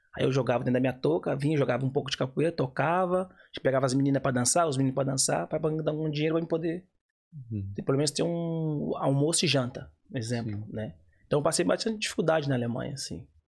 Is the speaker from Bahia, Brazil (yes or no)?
yes; Bahia, Brazil; now in Ireland; eu sou baiano